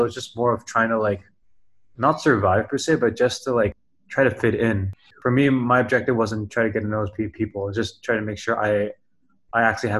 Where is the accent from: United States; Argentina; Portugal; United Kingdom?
United States; New York; born there; also born or lived in Canada / Singapore / Indonesia; So to give you guys some context, I was born in New York. I lived in Canada and I lived in Singapore. And it wasn't until I started my 10th grade in Espeha, Indonesia.